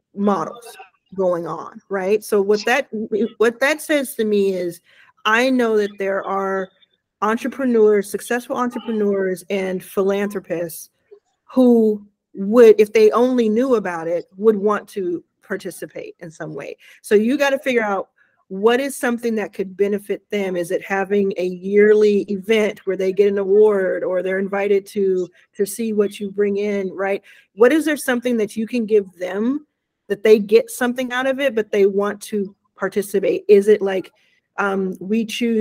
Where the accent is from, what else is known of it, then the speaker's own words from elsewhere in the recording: Mississippi, United States; where I was born in Mississippi